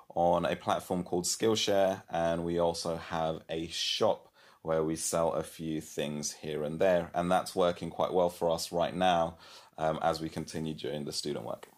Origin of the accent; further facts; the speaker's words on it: London, United Kingdom; moved away as an adult; also born or lived in Kenya; now in Brighton, United Kingdom; I'm originally from London. Well, actually, I'm originally from Kenya. I was born in Kenya and then moved to London.